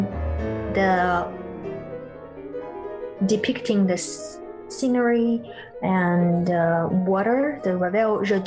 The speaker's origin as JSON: {"language": "English", "region": "Beijing", "country": "China", "tie": "born or raised there", "moved": "yes", "said": "when I was in China, in Beijing, actually my hometown"}